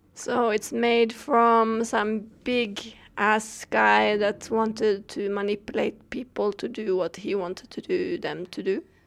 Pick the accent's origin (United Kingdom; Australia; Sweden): Sweden; I come from Sweden